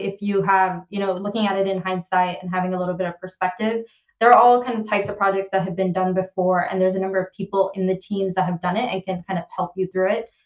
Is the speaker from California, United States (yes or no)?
yes; Bay Area, California, United States; moved away as an adult; now in London, United Kingdom; I grew up in the Bay Area